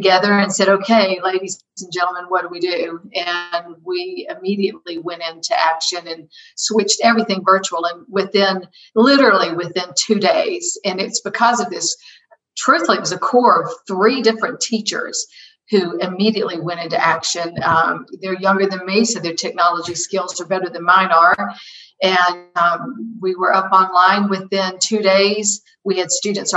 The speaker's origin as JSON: {"language": "English", "town": "College Park", "region": "Georgia", "country": "United States", "tie": "born or raised there", "said": "I'm a local girl. I was raised in College Park, Georgia"}